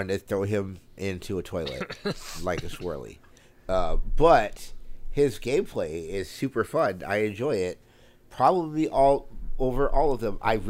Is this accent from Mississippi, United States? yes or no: no; Long Island, New York, United States; I'm from Long Island. I'm a genius.